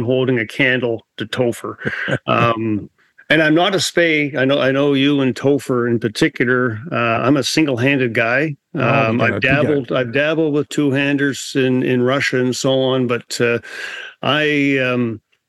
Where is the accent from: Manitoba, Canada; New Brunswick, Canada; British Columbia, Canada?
New Brunswick, Canada; I grew up in New Brunswick